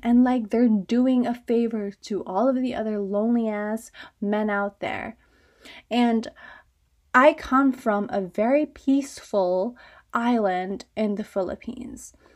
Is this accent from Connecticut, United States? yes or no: yes; suburban Connecticut, United States; I'm from suburban Connecticut